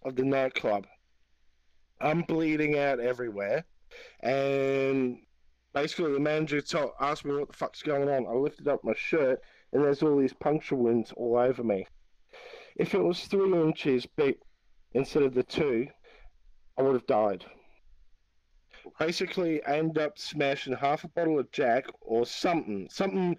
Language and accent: English; Australia; I'm Australian. I'm Aussie. Aussie.